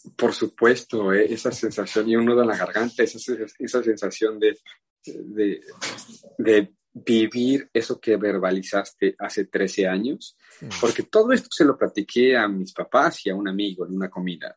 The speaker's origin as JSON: {"language": "Spanish", "country": "Mexico", "said": "como buenos mexicanos"}